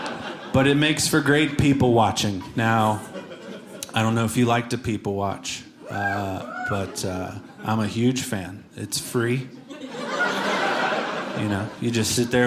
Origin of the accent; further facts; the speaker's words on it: Cincinnati, Ohio, United States; I'm from Cincinnati, Ohio